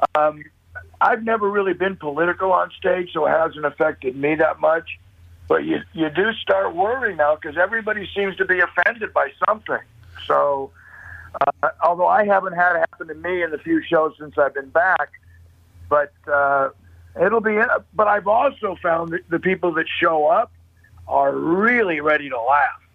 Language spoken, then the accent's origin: English; Thousand Oaks, California, United States; I grew up out in Thousand Oaks, California.